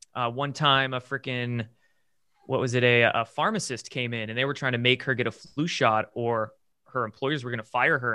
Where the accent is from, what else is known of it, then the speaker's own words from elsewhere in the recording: Bremerton, Washington, United States; I grew up in the Pacific Northwest in a, uh, I guess not small, medium-sized town, military town called Bremerton, across the Puget Sound from Seattle. And born and raised there